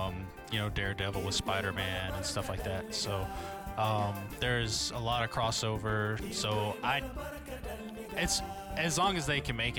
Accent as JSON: {"language": "English", "region": "Colorado", "country": "United States", "tie": "born or raised there", "said": "Growing up in Colorado"}